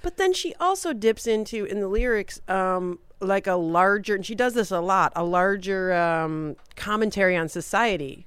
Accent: Detroit, Michigan, United States; moved away as an adult; also born or lived in Hollywood; growing up in Detroit.

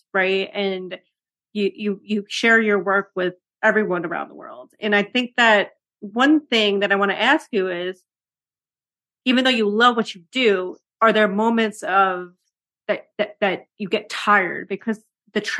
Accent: New York City, New York, United States; being a New Yorker

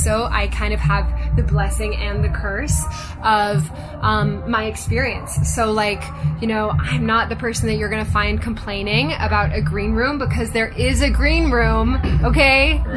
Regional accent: Japan; also born or lived in London / Hong Kong; now in Los Angeles, United States; So I was born in London, but I grew up in Japan and Hong Kong.

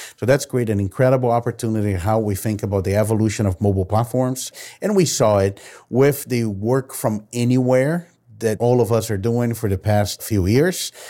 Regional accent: Brazil; I've been born and raised in Brazil

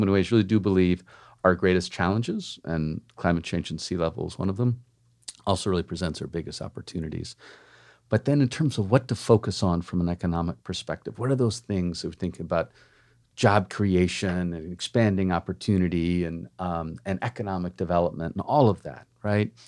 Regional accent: Cambridge, Massachusetts, United States; moved away as an adult; now in Miami, United States; I actually grew up in a town next to Boston in, uh, Cambridge, Mass

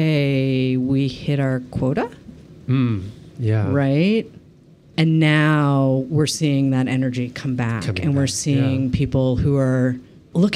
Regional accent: Boston, Massachusetts, United States; I was born in Boston

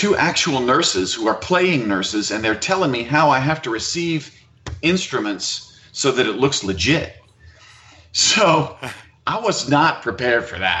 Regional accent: Mandeville, Louisiana, United States; also born or lived in Los Angeles; I'm from Mandeville. I'm a Mandeville kid

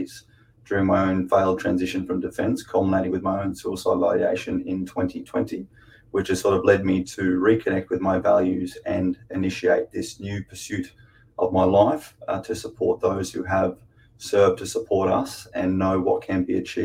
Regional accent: Brisbane, Queensland, Australia; I grew up here in Brisbane and went to the military at 17 years of age

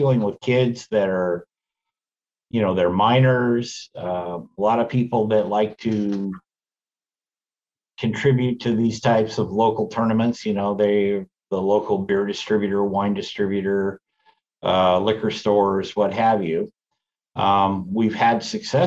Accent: Woodburn, Oregon, United States; Woodburn High School, Go Bulldogs, my hometown

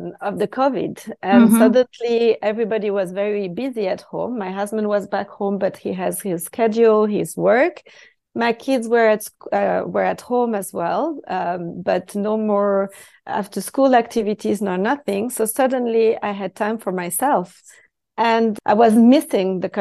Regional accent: Switzerland; first language French; English is a second language; moved away

